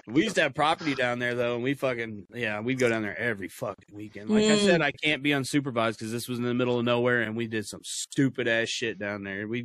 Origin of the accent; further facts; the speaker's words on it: Kansas City, United States; Yeah, I'm from the Midwest. Yeah, I'm from Kansas City. We used to go down to the lake by me